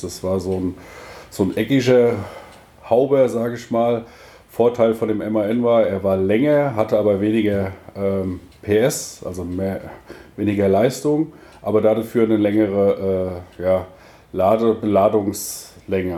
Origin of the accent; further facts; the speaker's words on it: Rüsselsheim, Hesse, Germany; moved away as an adult; now in Dithmarschen, Germany; ursprünglich komme ich aus äh, Rüsselsheim, Königstetten, war da lange